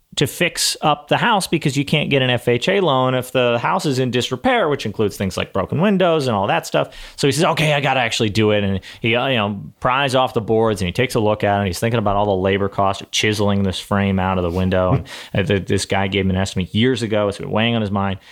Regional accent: Texas, United States; I'm from Texas

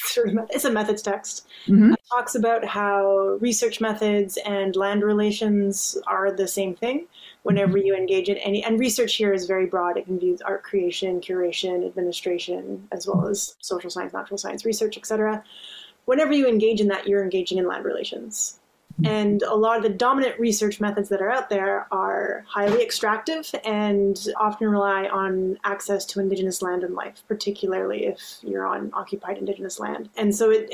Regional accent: northern Alberta, Canada; also born or lived in Newfoundland, Canada; now in Newfoundland and Labrador, Canada; I'm originally from Treaty 6 territory in northern Alberta in Canada

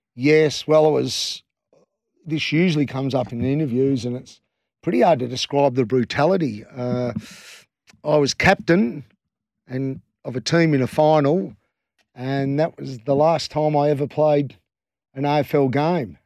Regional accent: Western Australia, Australia; we're West Australian as well

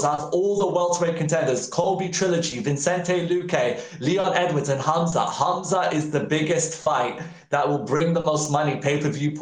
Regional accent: United Kingdom; I'm British

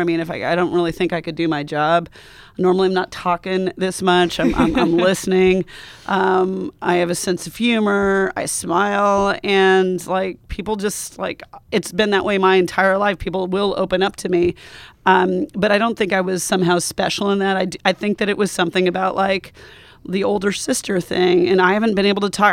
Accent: United States; also born or lived in Montana / Wyoming; I'm from Montana and Wyoming

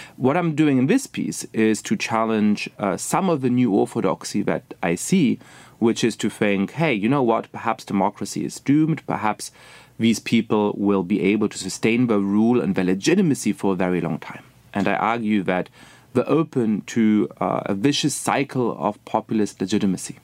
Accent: Germany; moved away as an adult; also born or lived in England / Poland; now in United States; I was born and raised in Germany

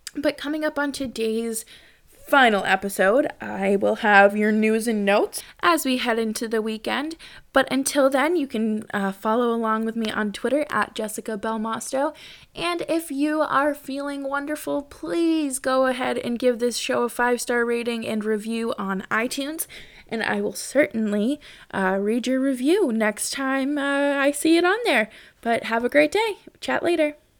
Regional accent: Massachusetts, United States; I grew up in Massachusetts

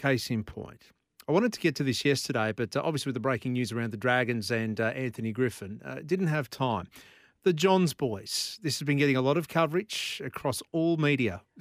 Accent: Queensland, Australia; I'm a Queenslander.

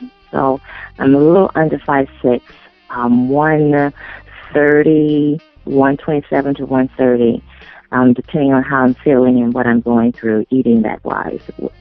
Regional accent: St. Louis, Missouri, United States; I'm originally from the Midwest, from St. Louis, Missouri, the Show Me State, where I was born.

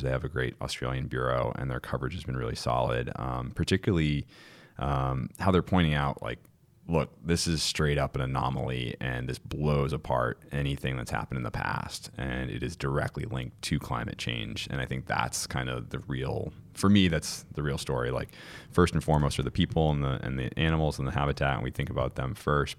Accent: Cape Cod, Massachusetts, United States; I'm from Cape Cod, Massachusetts, the northeast of the U S

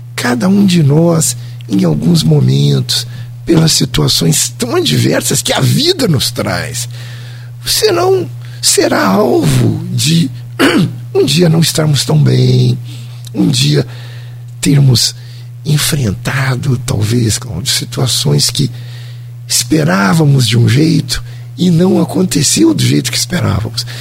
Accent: Ribeirão Preto area, São Paulo, Brazil; also born or lived in Rio de Janeiro; now in Campos dos Goytacazes, Brazil; eu sou paulista, né? De porta a porteira, lá da região de Ribeirão Preto

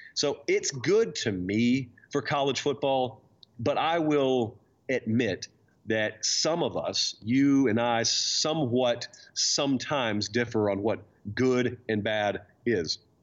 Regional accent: the South, United States; I grew up right on the Chattahoochee River, which divides these two states.

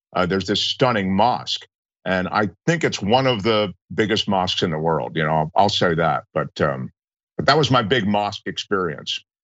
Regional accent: Washington, District of Columbia, United States; now in Los Angeles, United States; I grew up in Washington D.C.

